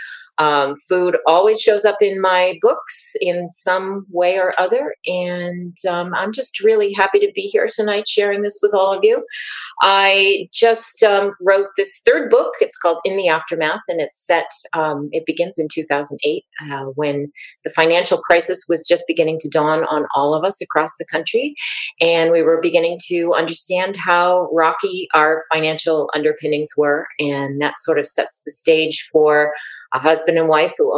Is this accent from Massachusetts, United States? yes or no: yes; Massachusetts, United States; now in Chicago, United States; I'm currently living in Chicago, but I'm originally from Massachusetts.